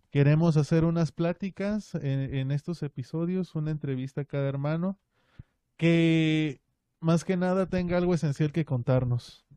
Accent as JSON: {"language": "Spanish", "region": "Mexico City", "country": "Mexico", "tie": "born or raised there", "also_born_or_lived": "Puebla", "moved": "as an adult", "lives_now": "Ciudad Juárez, Mexico", "said": "Yo estuve viviendo pues toda mi niñez en la Ciudad de México, en la capital"}